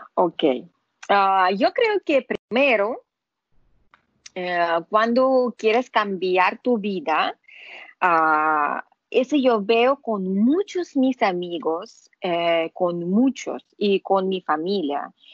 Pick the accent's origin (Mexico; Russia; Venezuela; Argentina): Russia; Spanish is a second language; now in Panama; yo no soy gringa, yo soy rusa.